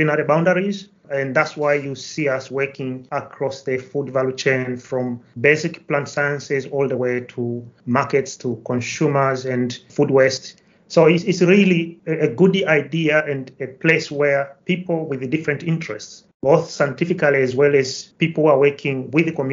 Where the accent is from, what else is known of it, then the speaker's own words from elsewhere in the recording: Kilimanjaro, Tanzania; now in Nottingham, United Kingdom; I come from Tanzania, to be precise, from Kilimanjaro. So I was actually born and raised in a farming community, I would say, in the foothills of the highest mountain in Africa.